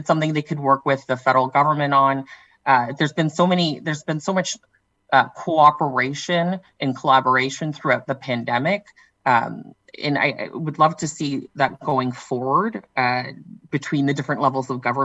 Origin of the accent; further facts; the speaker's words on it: Norfolk County, southwestern Ontario, Canada; moved away; I'm from southwestern Ontario originally as well. I'm from Norfolk County, and my parents are actually in a last mile home